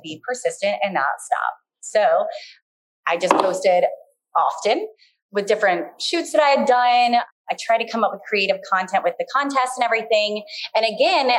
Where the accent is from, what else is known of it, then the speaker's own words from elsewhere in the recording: Baltimore, Maryland, United States; I'm just from Baltimore